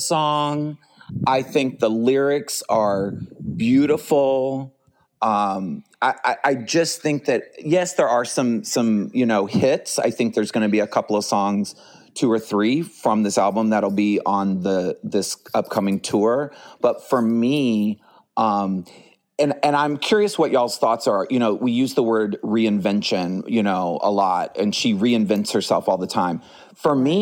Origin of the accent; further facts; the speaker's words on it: Dallas, Texas, United States; now in Houston, United States; you were in Dallas, which is where I'm originally from